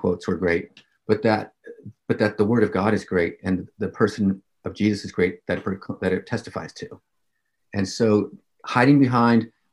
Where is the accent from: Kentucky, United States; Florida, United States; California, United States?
California, United States; growing up in California, for me, it was a very dispensational context